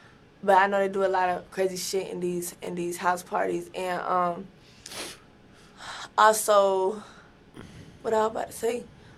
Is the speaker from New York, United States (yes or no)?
no; Atlanta, Georgia, United States; I'm from Atlanta.